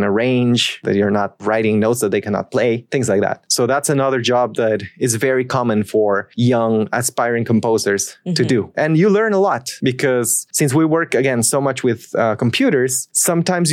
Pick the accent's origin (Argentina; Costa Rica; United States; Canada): Costa Rica; so I'm Costa Rican